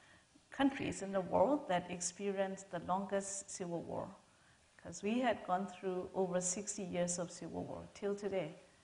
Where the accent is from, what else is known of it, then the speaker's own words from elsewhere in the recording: Myanmar; I come from Myanmar, and we go through the same kind of military oppression, you know, for the last 60 years.